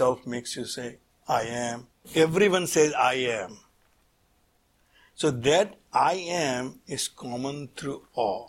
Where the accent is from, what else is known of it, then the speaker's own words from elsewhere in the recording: Surat, Gujarat, India; I was born in Surat, then I went to architecture school